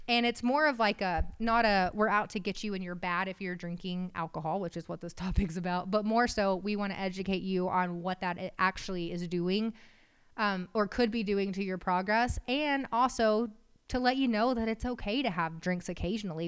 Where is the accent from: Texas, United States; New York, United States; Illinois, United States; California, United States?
Texas, United States; West; We're from West Texas. My dad's a farmer